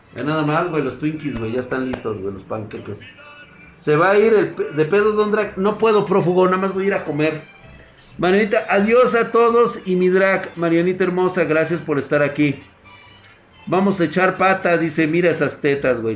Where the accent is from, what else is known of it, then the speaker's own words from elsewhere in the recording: Mexico; me identifico como mexicano. Soy mexicano